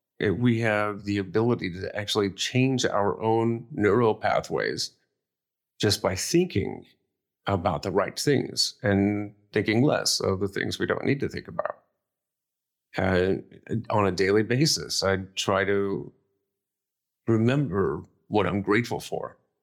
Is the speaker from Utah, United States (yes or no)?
no; Akron, Ohio, United States; And it was my hometown, Akron, Ohio marathon, same week as my 20th high school reunion.